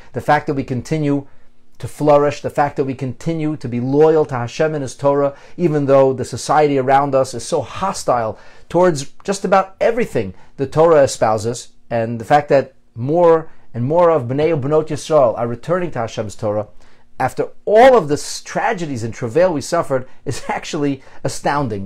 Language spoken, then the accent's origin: English; Philadelphia, Pennsylvania, United States; now in Toronto, Canada; I was a young boy in Philadelphia and I went to the school at, in Elkins Park